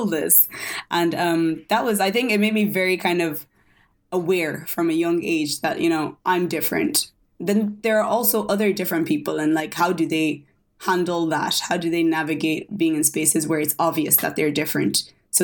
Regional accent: Ireland; also born or lived in Lagos, Nigeria; I moved to Ireland when I was 7

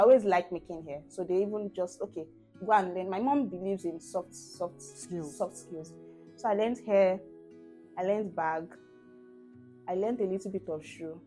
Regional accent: Ikorodu, Lagos, Nigeria; I spent the majority of my life in Ikorodu from baby to primary to secondary

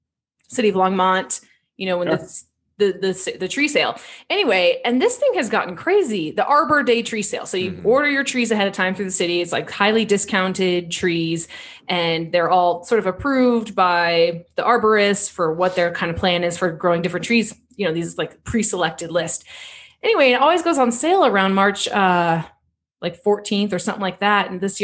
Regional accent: Ireland; Like I am Irish.

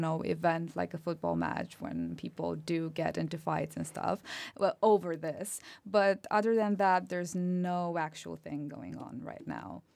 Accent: Romania; accent: Romanian; English is a second language; moved away as an adult; now in United Kingdom; I was born and raised in Romania, so I'm a national.

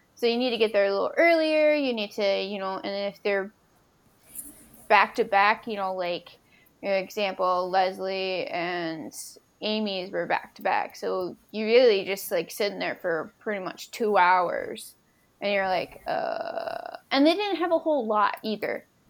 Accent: Minnesota, United States; I was from Minnesota

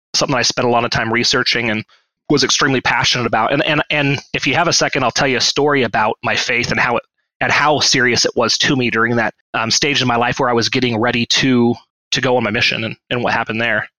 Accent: Washington, United States; I grew up um, uh, in the LDS faith, uh, which most people know by Mormonism or Mormons, um, up in Washington State

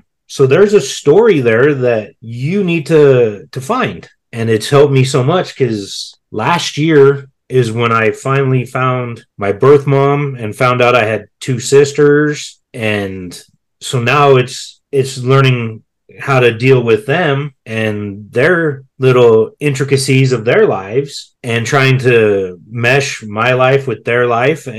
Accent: Colorado, United States; I was born in Colorado

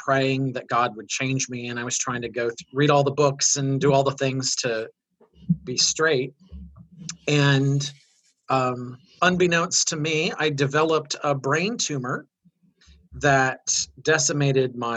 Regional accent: Midwest, United States; I grew up in the Midwest

